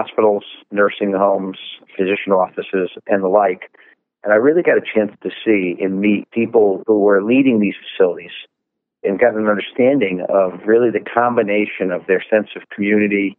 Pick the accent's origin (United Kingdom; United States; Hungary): United States; New Haven area, Connecticut; I was born and raised in Connecticut in the New Haven area